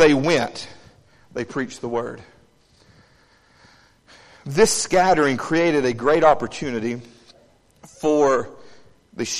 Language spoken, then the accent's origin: English; Savannah, Tennessee, United States; moved away as an adult; now in Haleyville, United States; I grew up in Savannah, Tennessee.